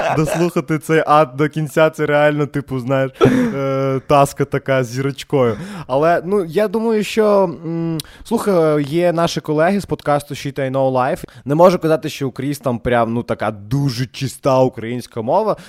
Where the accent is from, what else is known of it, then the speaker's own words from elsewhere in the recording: Odesa, Odesa Oblast, Ukraine; accent: Odesa surzhyk; ми з Одеси, і ви розумієте, що таке Одеса і що таке українська мова в Одесі